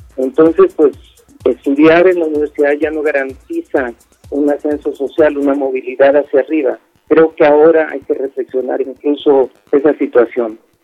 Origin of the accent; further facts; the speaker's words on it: Tuxtla Gutiérrez, Chiapas, Mexico; soy de Tuxtla Gutiérrez, Chiapas